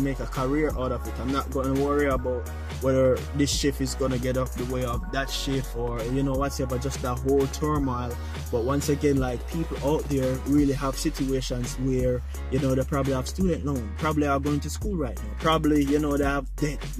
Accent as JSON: {"language": "English", "country": "Jamaica", "said": "I'm Jamaican"}